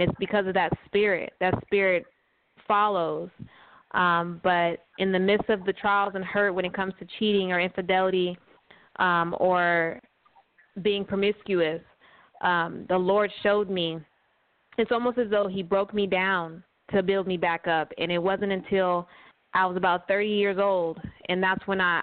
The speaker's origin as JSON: {"language": "English", "region": "California", "country": "United States", "tie": "born or raised there", "also_born_or_lived": "Arizona", "moved": "yes", "lives_now": "Georgia, United States", "said": "So I am originally from West Coast, from California. I was raised there"}